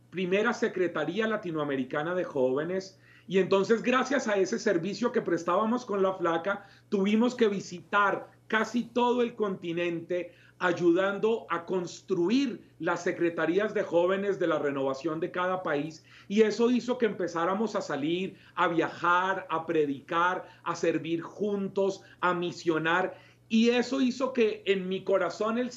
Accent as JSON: {"language": "Spanish", "country": "Colombia", "said": "la primera vez que yo salí de Colombia fue a un ECLA, a un encuentro latinoamericano de la renovación"}